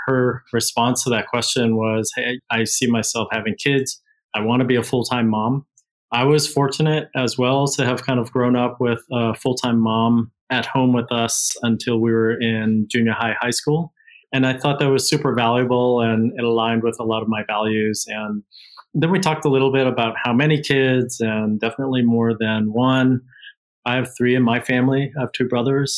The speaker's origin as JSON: {"language": "English", "town": "Boston", "region": "Massachusetts", "country": "United States", "tie": "born or raised there", "also_born_or_lived": "Switzerland / California", "moved": "as an adult", "lives_now": "Singapore", "said": "I grew up in Boston, Massachusetts"}